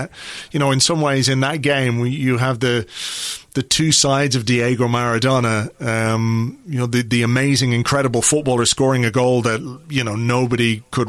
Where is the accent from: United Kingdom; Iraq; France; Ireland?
Ireland; as an Irish lad